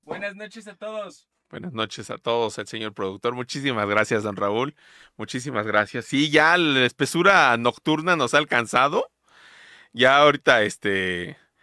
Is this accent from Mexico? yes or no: yes; Mexico City, Mexico; de mi niñez la viví en Villacuapa, en la unidad de Villacuapa